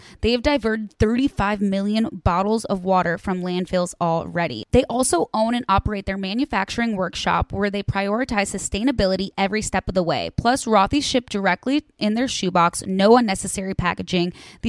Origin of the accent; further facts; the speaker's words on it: Chicago, Illinois, United States; I'm from Chicago.